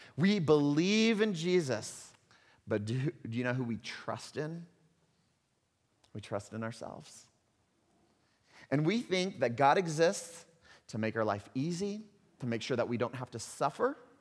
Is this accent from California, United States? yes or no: no; Texas, United States; accent: hick; moved away; I'm a Texas, a Texan kid, right? I'm from Texas, and even if you don't know that, you can probably detect a little bit of hick in the voice every once in a while.